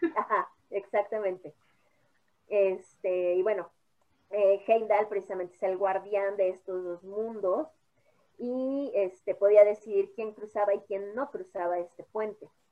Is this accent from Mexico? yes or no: yes; Mexico; como mexicanos